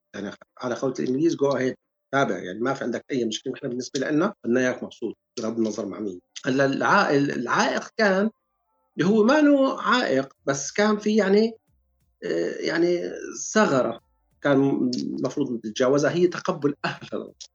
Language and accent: Arabic; Syria; moved away as an adult; now in United Kingdom; نحن جايين من سوريا